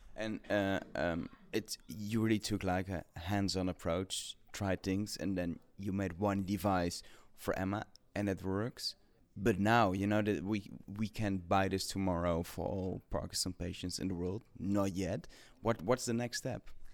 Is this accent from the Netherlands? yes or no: yes; Netherlands; English is a second language; I'm from Netherlands